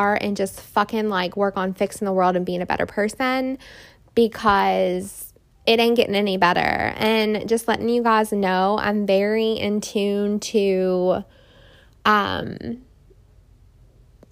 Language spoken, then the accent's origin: English; Indiana, United States; now in Houston, United States; my hometown, Indiana, up north